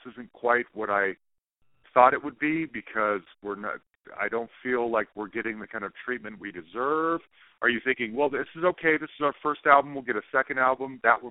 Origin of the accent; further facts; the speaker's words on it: Utah, United States; also born or lived in Bay Area, California; I grew up in Utah.